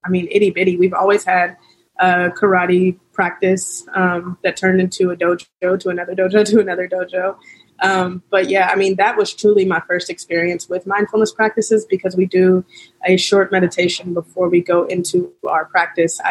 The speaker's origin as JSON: {"language": "English", "town": "Kansas City", "region": "Missouri", "country": "United States", "said": "we're from Kansas City"}